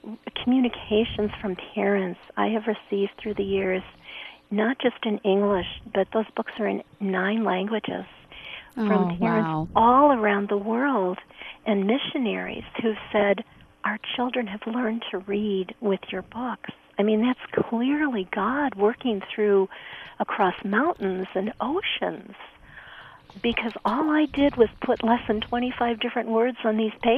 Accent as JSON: {"language": "English", "town": "Chicago", "region": "Illinois", "country": "United States", "tie": "born or raised there", "said": "My dad was a pastor a mile north of the Loop, so I grew up as a street kid going to Chicago public schools."}